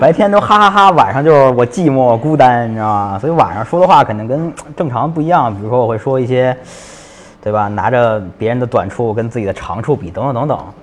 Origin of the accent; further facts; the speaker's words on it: Beijing, China; 我是一个北京人，我基本很少出北京